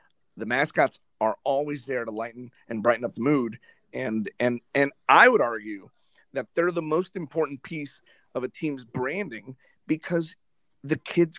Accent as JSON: {"language": "English", "town": "Miami", "region": "Florida", "country": "United States", "tie": "born or raised there", "moved": "as an adult", "lives_now": "Whiting, Indiana, United States", "said": "I'm from Miami. I'm born and raised in Miami, Florida. Never left until this opportunity came up"}